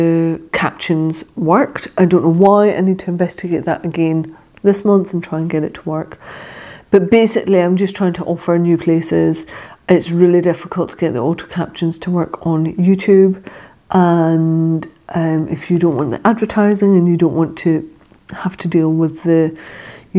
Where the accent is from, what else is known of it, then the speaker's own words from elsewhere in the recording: Scotland, United Kingdom; accent: Scottish; my Scottish accent